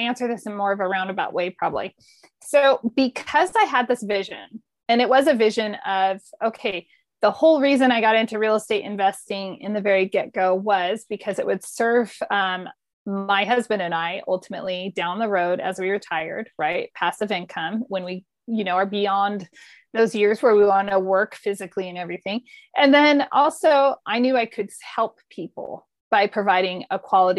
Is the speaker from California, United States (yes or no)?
yes; Modesto, California, United States; moved away; also born or lived in Denver; I grew up outside San Francisco, meaning Modesto, which is way inland.